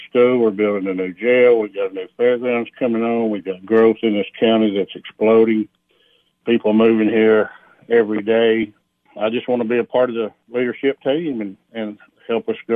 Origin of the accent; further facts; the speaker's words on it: Algood, Tennessee, United States; I grew up in Allgood, lived there basically all my life